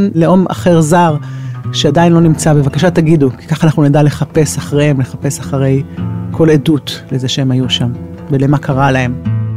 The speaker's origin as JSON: {"language": "Hebrew", "country": "Israel", "tie": "born or raised there", "said": "מושבניקית, גדלתי במושב, גדלתי עם אה, תאילנדים מאחורי הבית"}